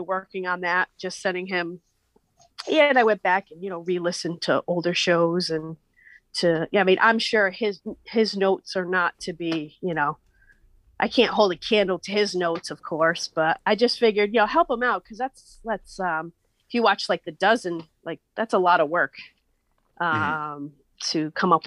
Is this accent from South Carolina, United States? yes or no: no; Western Massachusetts, United States; I'm from Western Mass